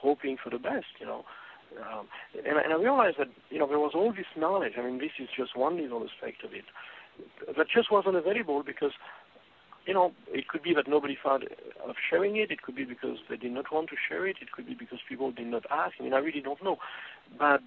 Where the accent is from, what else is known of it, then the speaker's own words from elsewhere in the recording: France; moved away; when I was growing up in France